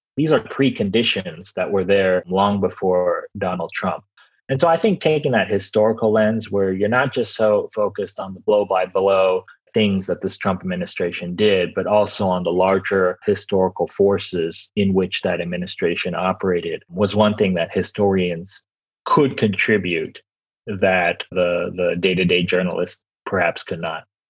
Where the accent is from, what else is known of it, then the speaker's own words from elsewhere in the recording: Los Angeles, California, United States; I'm from Los Angeles